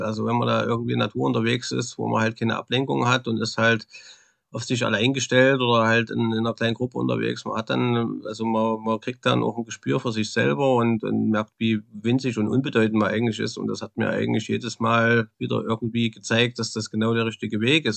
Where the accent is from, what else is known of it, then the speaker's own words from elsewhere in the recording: East Thuringia, Germany; accent: Thuringian dialect; moved away as an adult; also born or lived in Swedish Lapland; now in Sweden; Ich bin da geboren in Ostthüringen, man hört's ja vom Dialekt mit Sicherheit